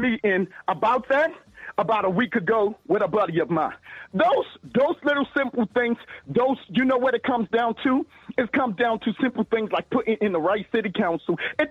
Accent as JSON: {"language": "English", "town": "Baltimore", "region": "Maryland", "country": "United States", "said": "Come on now, I'm from Baltimore City. I deal with this shit every day."}